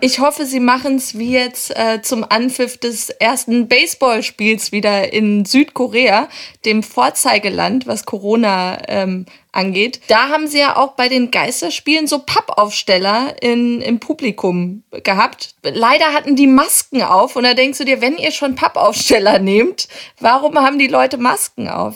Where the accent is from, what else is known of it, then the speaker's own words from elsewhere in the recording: Hamburg, Germany; als Hamburger